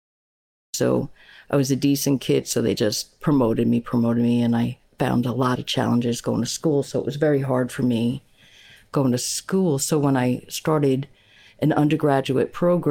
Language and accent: English; Long Island, New York, United States; moved away as an adult; also born or lived in Tiverton, Rhode Island / Fall River, Massachusetts / South Carolina; I'm a native New Yorker. I was born and raised on Long Island, New York